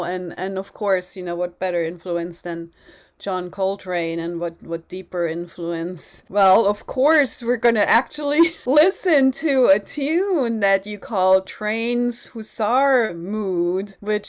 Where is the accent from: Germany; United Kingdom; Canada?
Germany; growing up in Germany?